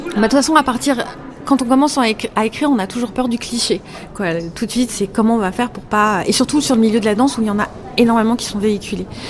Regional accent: Paris, Île-de-France, France; je suis parisienne

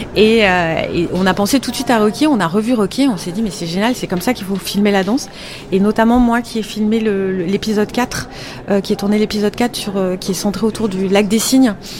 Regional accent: Paris, Île-de-France, France; je suis parisienne

